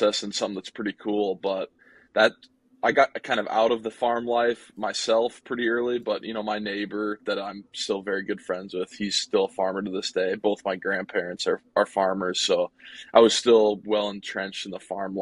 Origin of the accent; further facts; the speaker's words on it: Cedar Falls, Iowa, United States; I grew up just outside of Cedar Falls on an acreage.